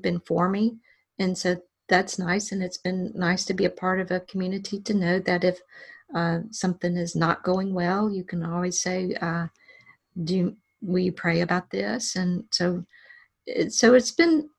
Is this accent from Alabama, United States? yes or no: yes; Alexander City, Alabama, United States; my hometown library of Alexander City